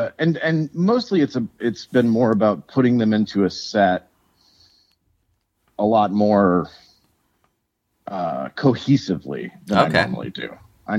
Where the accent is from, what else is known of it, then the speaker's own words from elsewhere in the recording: Lafayette, United States; now in Minneapolis, United States; And then I grew up in Lafayette.